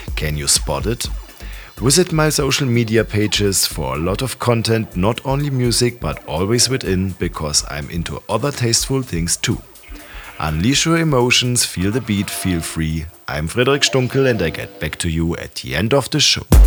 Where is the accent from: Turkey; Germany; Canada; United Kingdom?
Germany; Ulm, Baden-Württemberg; my hometown Ulm in Germany